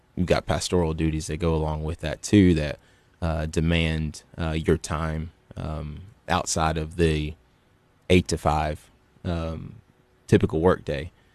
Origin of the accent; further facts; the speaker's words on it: Gallatin, Tennessee, United States; also born or lived in Cookeville, Tennessee; originally, um, I'm from Gallatin, Tennessee